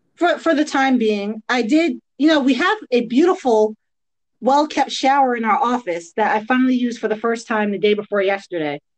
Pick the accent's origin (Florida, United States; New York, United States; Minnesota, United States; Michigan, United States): New York, United States; Long Island; moved away as an adult; also born or lived in Queens, New York / Maryland / New Jersey; now in Georgia, United States; I grew up in Long Island. Born in Queens, raised in Long Island